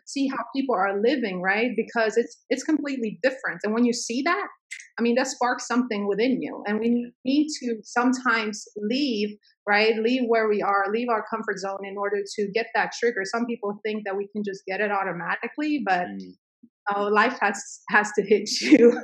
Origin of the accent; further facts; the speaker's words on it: Sweden; now in United States; my parents had to escape a civil war i grew up in mm. sweden